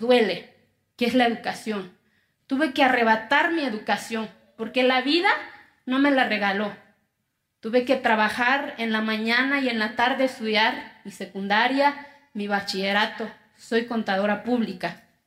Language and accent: Spanish; Quiegolán, Oaxaca, Mexico; first language Zapotec; Spanish is a second language; moved away; Yo vengo de una comunidad que se llama Quiegolán, de los 570 municipios que tiene mi estado. Soy indígena, mi lengua materna es el zapoteco.